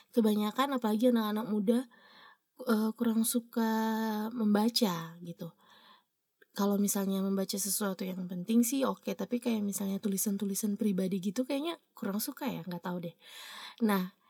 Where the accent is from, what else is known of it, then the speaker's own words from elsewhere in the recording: Ambon, Maluku, Indonesia; selain daerahnya bagus orang-orangnya juga manis-manis makanya dinamakan Ambon Manise jadi itu asal daerah asal saya